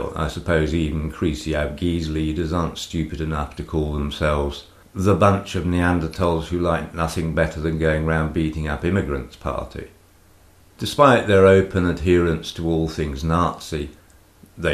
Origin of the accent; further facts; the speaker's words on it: United Kingdom; moved away as an adult; now in Greece; I'm a legal immigrant. I'm British